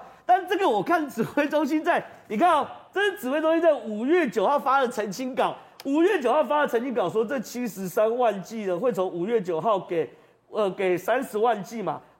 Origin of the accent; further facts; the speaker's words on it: Taiwan; 我们过去台湾最得意就是我们防疫第一名。